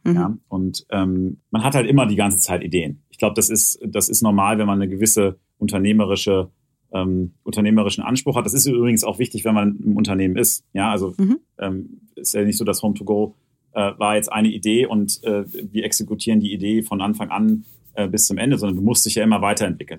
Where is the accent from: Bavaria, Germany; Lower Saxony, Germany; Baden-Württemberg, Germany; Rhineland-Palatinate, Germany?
Lower Saxony, Germany; Hanover; ich komme ja gebürtig aus Hannover